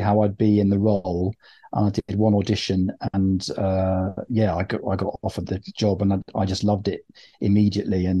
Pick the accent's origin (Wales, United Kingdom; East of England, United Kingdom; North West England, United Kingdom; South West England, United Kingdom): South West England, United Kingdom; Bristol; I'm from Bristol